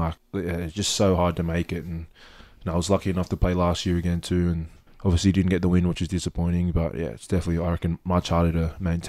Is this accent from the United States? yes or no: no; Australia; born there; I think I was always put Australian first because I was born in Australia, Australian blood.